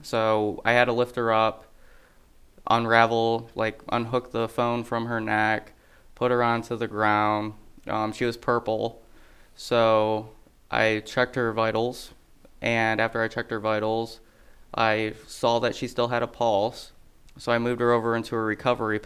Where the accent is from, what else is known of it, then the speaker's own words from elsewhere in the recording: Toledo, Ohio, United States; now in Adams County, Illinois, United States; I'm originally from Ohio